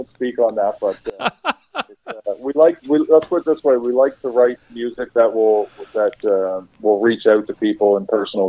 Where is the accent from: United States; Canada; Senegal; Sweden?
Canada; Saint John, New Brunswick; For me, growing up in St. John, I've seen a lot of concerts, a lot of shows, whatever, at the Imperial Theater.